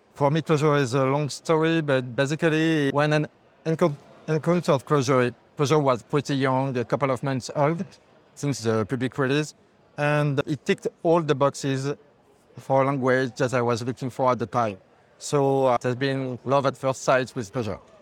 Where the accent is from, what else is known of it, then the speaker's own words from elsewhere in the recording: France; I'm coming to from France too, not from Paris